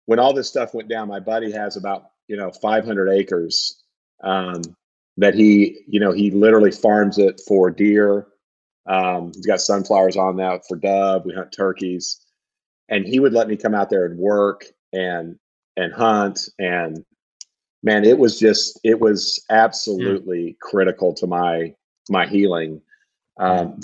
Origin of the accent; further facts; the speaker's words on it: Southern Illinois, United States; I grew up in Southern Illinois, which is like about 2 hours southeast of St. Louis